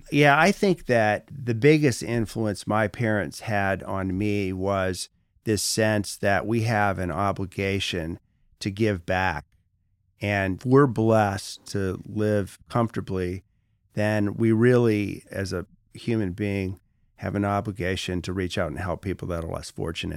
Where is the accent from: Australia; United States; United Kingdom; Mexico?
United States; Petoskey, Michigan; moved away as an adult; also born or lived in Washington, D.C.; go back to Northern Michigan because I came from Petoskey